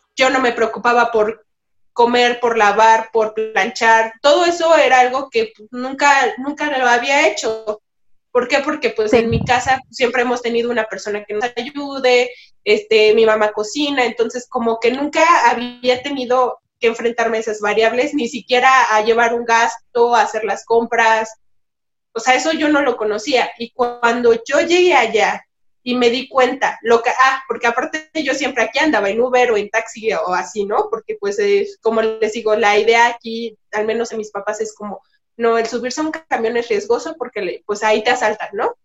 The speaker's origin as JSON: {"language": "Spanish", "country": "Mexico", "also_born_or_lived": "Málaga, Spain", "said": "pensamiento con el que vivimos en México, es parte de nuestra vida cotidiana."}